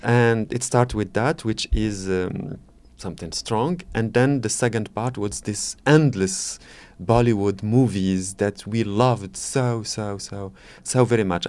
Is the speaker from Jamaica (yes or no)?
no; Morocco; English is a second language; moved away as an adult; now in France; I'm coming from Morocco